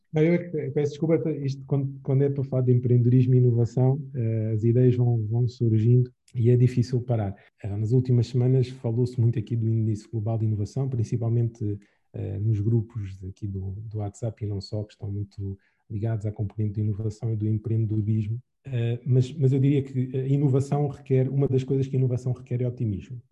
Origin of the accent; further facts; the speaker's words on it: Angola; como angolanos